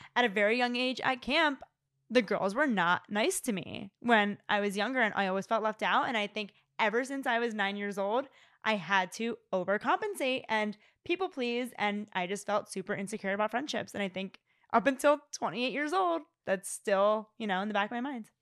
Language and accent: English; suburbs of Philadelphia, Pennsylvania, United States; born or raised there; moved away